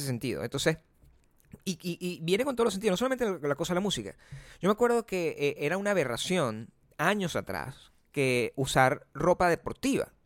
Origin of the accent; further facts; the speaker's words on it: Caracas, Capital District, Venezuela; moved away; existía en mi país, Venezuela, hace cuando yo era joven